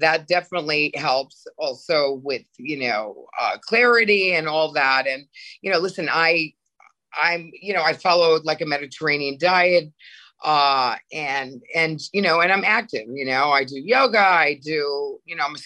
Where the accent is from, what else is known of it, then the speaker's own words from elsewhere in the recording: Connecticut, United States; moved away as an adult; also born or lived in New York / Europe; I grew up in Connecticut